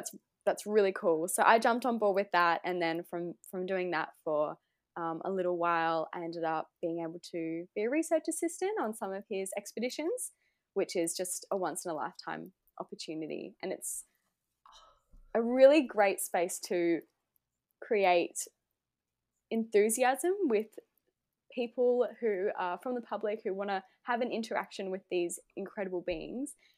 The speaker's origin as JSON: {"language": "English", "town": "Gold Coast", "region": "Queensland", "country": "Australia", "said": "I'm from the Gold Coast, Australia"}